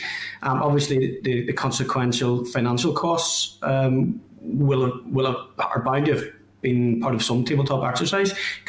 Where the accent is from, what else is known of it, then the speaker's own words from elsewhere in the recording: Northern Ireland, United Kingdom; But I'm from Lagan Valley, and there are a number of schools in the Lisburn-Lagan Valley area.